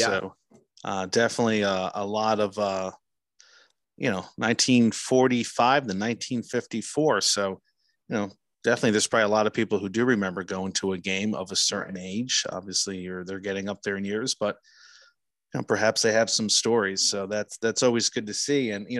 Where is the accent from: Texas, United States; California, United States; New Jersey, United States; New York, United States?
New Jersey, United States; Newark; moved away; growing up in New Jersey, Newark, New Jersey